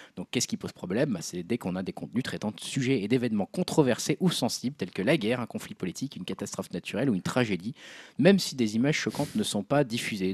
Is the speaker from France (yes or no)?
yes; France; nous, en tant que Français